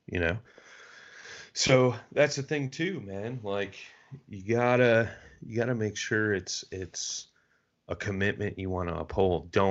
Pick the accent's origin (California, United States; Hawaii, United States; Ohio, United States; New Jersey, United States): Ohio, United States; Cincinnati; I'm from Cincinnati, Ohio.